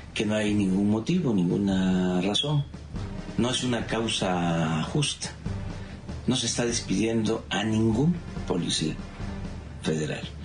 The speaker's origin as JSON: {"language": "Spanish", "country": "Mexico", "said": "soy un mexicano de cepa, de la raza de bronce"}